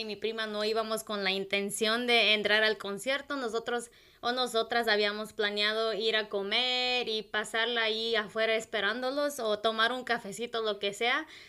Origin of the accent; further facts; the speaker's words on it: Michoacán, Mexico; first language Purépecha; Spanish is a second language; now in United States; crecimos en, nuestro pueblo indígena ahí en Michoacán, y después nos mudamos aquí